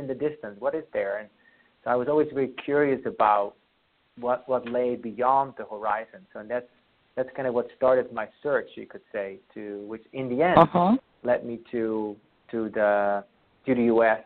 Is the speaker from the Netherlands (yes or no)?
yes; Friesland, Netherlands; first language Frisian; English is a second language; now in Seattle, United States; I grew up on a farm there with many more cows than people around me most of the time